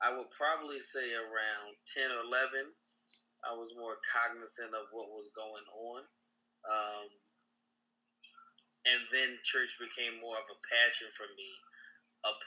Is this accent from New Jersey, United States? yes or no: no; Philadelphia, Pennsylvania, United States; I grew up in North Philadelphia, so I've been here all my life